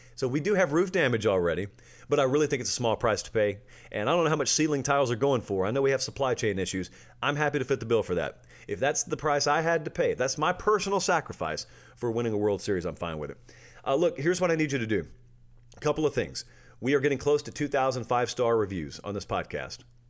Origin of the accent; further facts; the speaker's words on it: Harris County, Georgia, United States; I grew up in Georgia now